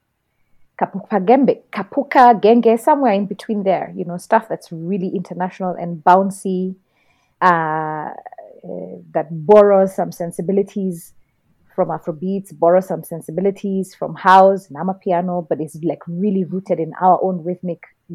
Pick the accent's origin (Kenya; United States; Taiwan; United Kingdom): Kenya; I've always been Kenyan enough